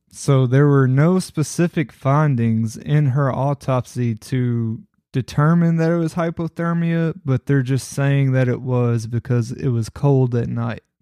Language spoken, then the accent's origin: English; Kentucky, United States; given the fact that I'm from Kentucky, I couldn't help but to include one case that happened here in my home state.